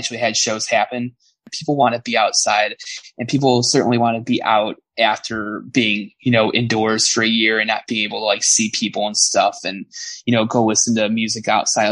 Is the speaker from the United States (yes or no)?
yes; Berwyn, Illinois, United States; So my hometown, that's where I grew up